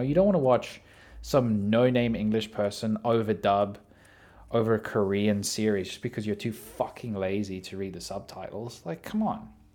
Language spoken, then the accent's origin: English; South Africa; I'm South African